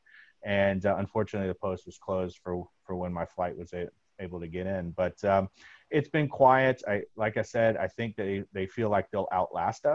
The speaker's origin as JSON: {"language": "English", "region": "Florida", "country": "United States", "also_born_or_lived": "Chicago", "moved": "yes", "said": "I'm originally from Florida"}